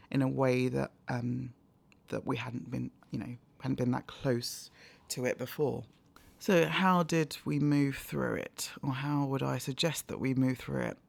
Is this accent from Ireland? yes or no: no; London, United Kingdom; also born or lived in Nigeria / Hampshire / Cambridge; I was born in Nigeria but moved to London when I was four